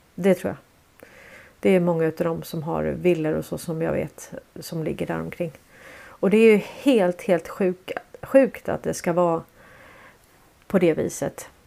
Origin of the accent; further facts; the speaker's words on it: Sweden; jag är från Sverige